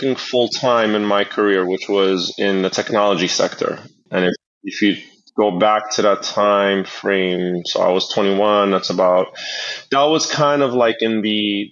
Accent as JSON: {"language": "English", "town": "Jersey City", "region": "New Jersey", "country": "United States", "tie": "born or raised there", "said": "growing up in Jersey City, going to the laundromat with my parents"}